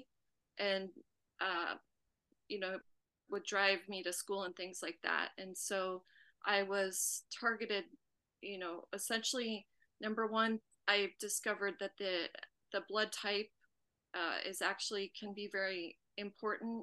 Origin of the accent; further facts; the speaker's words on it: Vail, Colorado, United States; I grew up in Vail, Colorado